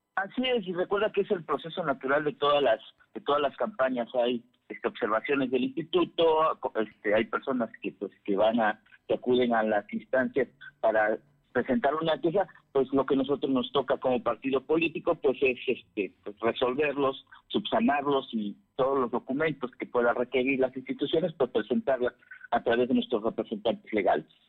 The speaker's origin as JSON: {"language": "Spanish", "town": "Ajalpan", "region": "Puebla", "country": "Mexico", "said": "por acá por mi tierra por la región de Ajalpan"}